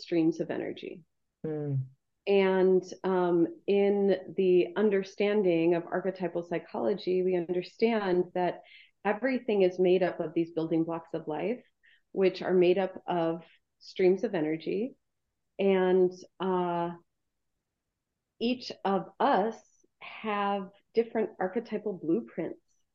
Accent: Midwest, United States; I was born in 78 in the Midwest

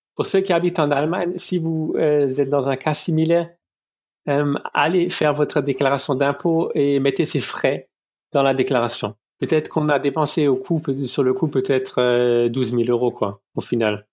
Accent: Lorraine, Moselle, Grand Est, France; moved away as an adult; now in Ludwigshafen, Germany; je viens de Lorraine, de, de Moselle

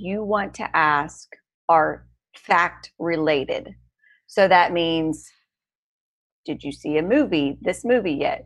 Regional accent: United States; I grew up on the Missouri-Iowa border

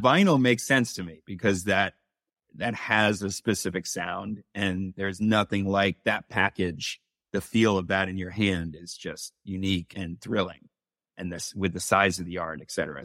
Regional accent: New York City, New York, United States; I grew up in New York City.

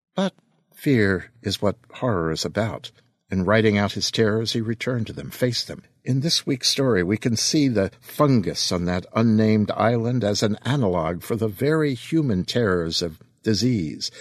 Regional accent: East Coast of the United States, United States; I'm a kid from the East Coast of the United States

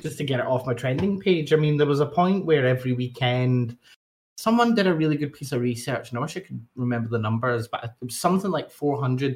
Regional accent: Scotland, United Kingdom; I'm from Scotland

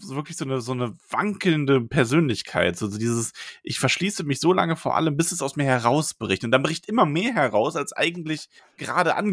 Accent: the East, East Germany, Germany; Ich darf das, ich bin aus dem Osten.

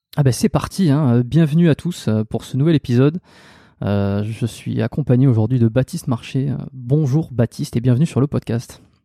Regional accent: south-west France, France; je suis originaire, originaire du Sud-Ouest

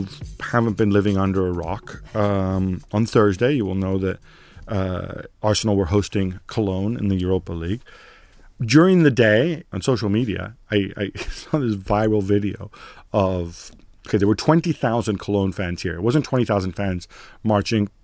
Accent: Milan, Lombardy, Italy; I'm from Milan

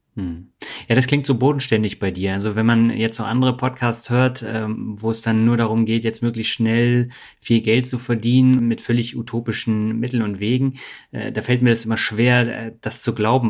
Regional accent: Berlin, Germany; moved away; also born or lived in Lübeck; in Berlin, wo ich aufgewachsen bin

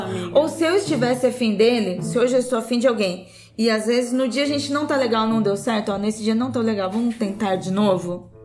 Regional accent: Brazil; somos brasileiros

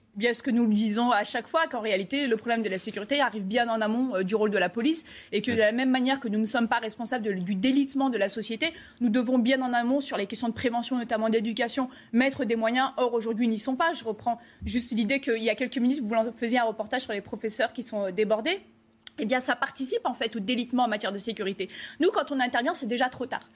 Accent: France; nous, euh, en tant que Français

